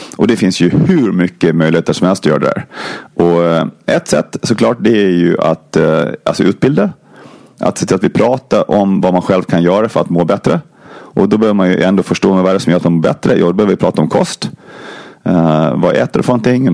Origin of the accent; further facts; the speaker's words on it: Gotland, Sweden; Jag kommer från Gotland som ni kanske hör